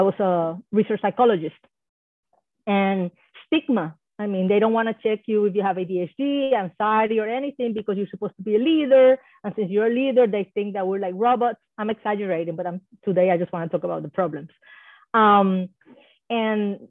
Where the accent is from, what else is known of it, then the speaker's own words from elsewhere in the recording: Puerto Rico; first language Spanish; English is a second language; now in Hawaii, United States; I was born in Puerto Rico. Hopefully some of you know that that's an island in the Caribbean, a U.S. island. And, you know, so my first language was Spanish for the longest